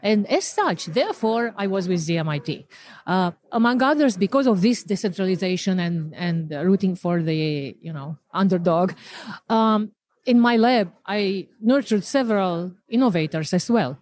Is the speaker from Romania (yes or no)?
yes; Romania; moved away; I'm originally from Romania